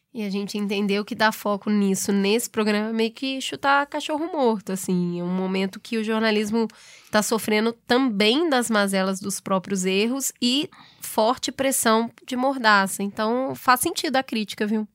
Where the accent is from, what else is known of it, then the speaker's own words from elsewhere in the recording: Brazil; a gente é brasileiro